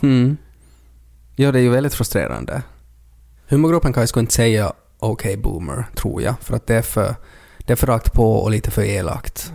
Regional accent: Ostrobothnia, Finland; Vi är också från Österbotten

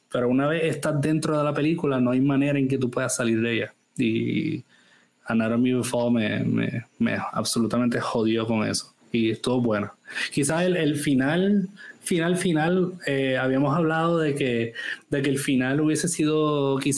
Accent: Germany; now in France; no vamos a hablar francés porque vivimos en Francia y no, hablamos alemán porque yo soy alemana, solo hablamos inglés como un middle ground.

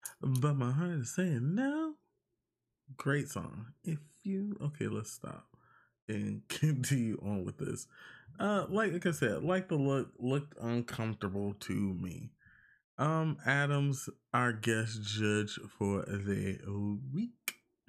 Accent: Puerto Rico; I am from Puerto Rico.

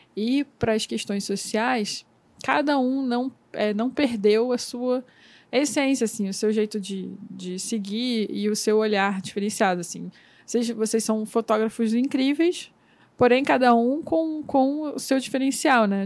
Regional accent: Miguel Pereira, Rio de Janeiro, Brazil; also born or lived in Nova Iguaçu; now in Rio de Janeiro, Brazil; Eu cresci no interior do Rio de Janeiro, numa cidade chamada Miguel Pereira. Né? Eu nasci em Nova Iguaçu, mas fui criada em Miguel Pereira.

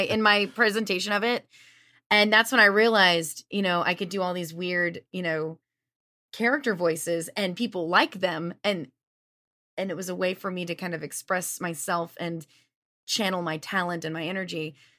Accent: Lafayette, Louisiana, United States; moved away as an adult; also born or lived in Las Vegas; I'm from Lafayette, Louisiana

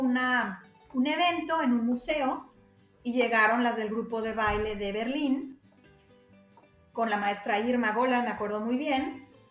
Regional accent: Guadalajara, Jalisco, Mexico; moved away as an adult; now in Germany; yo soy de Guadalajara

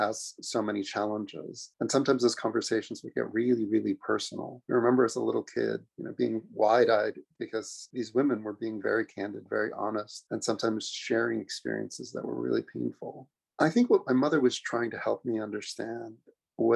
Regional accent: New York City, New York, United States; I'm a kid from Queens, New York. Was really lucky to grow up there

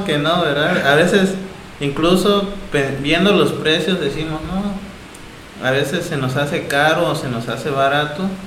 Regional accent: Asunción Ixtaltepec, Oaxaca, Mexico; Soy originario de, de Asunción Saltepec

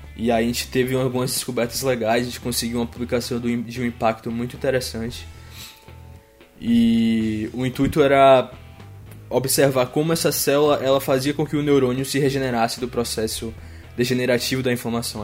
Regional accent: Feira de Santana, Bahia, Brazil; first language Portuguese; moved away as an adult; now in Düsseldorf, Germany; fiz iniciação científica ainda na minha cidade natal e direcionei meu segundo estágio lá no nosso, na nossa universidade em Feira de Santana

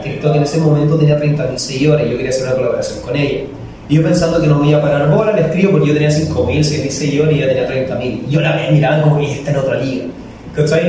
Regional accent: Chile; now in Ecuador; soy chileno

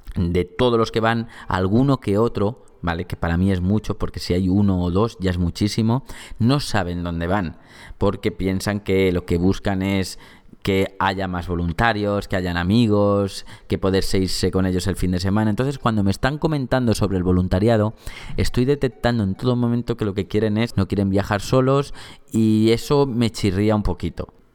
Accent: Valencia, Valencian Community, Spain; sobre mi ciudad natal, ¿no? Sobre Valencia

